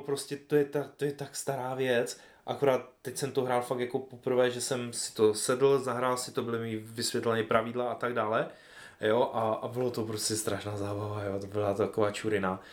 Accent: Ostrava region, Moravian-Silesian Region, Czechia; tady u nás na Ostravsku

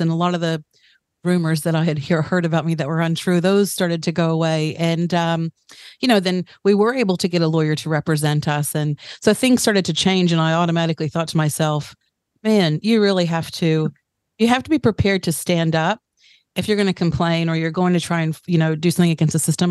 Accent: United States; moved away as an adult; now in Tauranga, New Zealand; I'm American-born New Zealander. So I've spent the last 15 years in mm-hmm. Tauranga

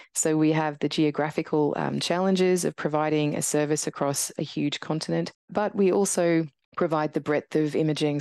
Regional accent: Brisbane, Queensland, Australia; moved away as an adult; also born or lived in Tasmania / Canada / United Kingdom; heading back to Brisbane, which is where I grew up

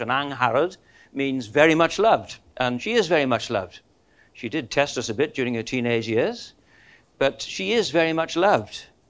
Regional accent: Welsh, Wales, United Kingdom; we're Welsh

